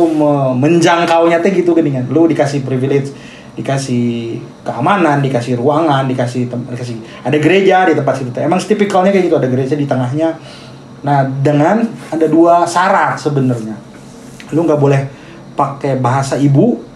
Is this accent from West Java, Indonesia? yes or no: yes; Bandung, West Java, Indonesia; also born or lived in Tasikmalaya; gue lahir di Tasik, besar di Bandung